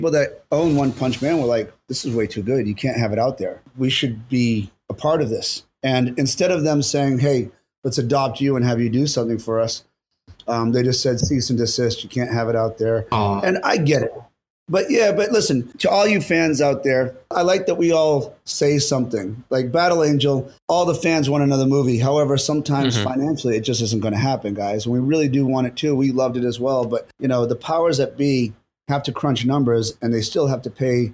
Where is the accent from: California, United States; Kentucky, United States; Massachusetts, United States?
Massachusetts, United States; Boston; I was born and raised in Boston.